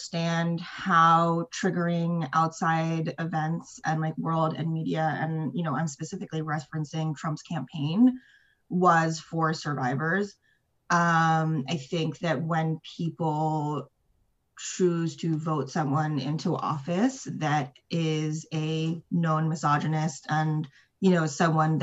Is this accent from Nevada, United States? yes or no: no; Ithaca, New York, United States; moved away as an adult; now in New York City, United States; I am from upstate New York in a town called Ithaca